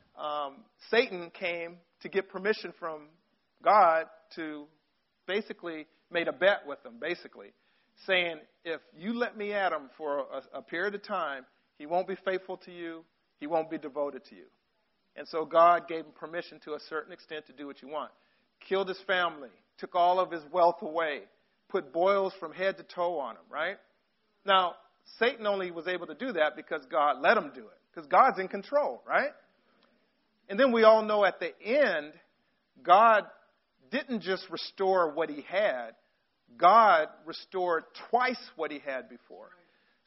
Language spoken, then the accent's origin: English; Long Beach, California, United States; I grew up in Long Beach, California. I went to Woodrow Wilson High School